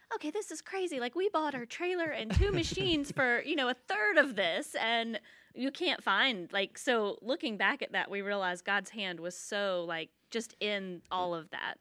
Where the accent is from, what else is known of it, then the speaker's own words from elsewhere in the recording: Georgia, United States; moved away; I'm from Georgia